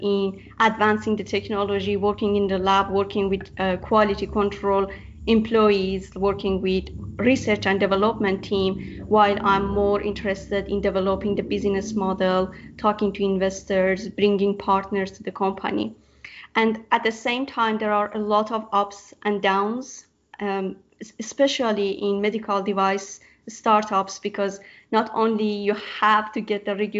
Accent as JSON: {"language": "English", "country": "Iran", "moved": "as an adult", "lives_now": "Australia", "said": "I'm from Iran and I migrated to Australia to do my PhD at UNSW"}